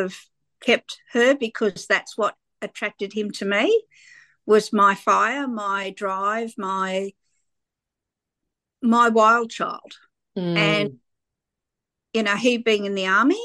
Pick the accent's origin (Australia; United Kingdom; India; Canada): Australia; Sydney, New South Wales; people like me that grew up in the suburbs of Sydney. I grew up in Fairfield.